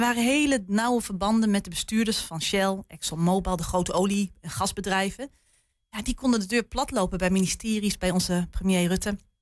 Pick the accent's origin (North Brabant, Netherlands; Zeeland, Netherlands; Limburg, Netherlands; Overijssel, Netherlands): Overijssel, Netherlands; Haaksbergen; moved away; ik kom zelf van oorsprong uit Haaksberg